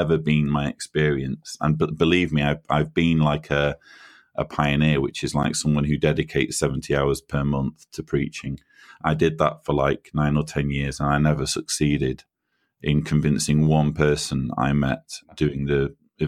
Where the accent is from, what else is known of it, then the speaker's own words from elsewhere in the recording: Manchester, North West England, United Kingdom; moved away as an adult; now in Croatia; You can probably tell from my accent that I'm a Brit. I was born and raised in Manchester or near Manchester in the UK